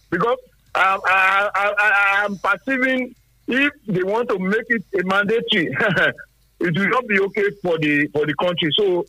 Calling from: Sango, Ogun State, Nigeria; I'm calling from Sango.

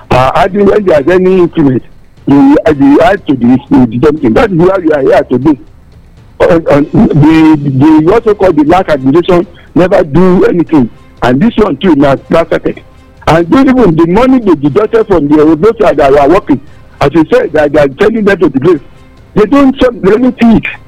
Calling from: Ilakari, Nigeria; I'm calling from Ilakari

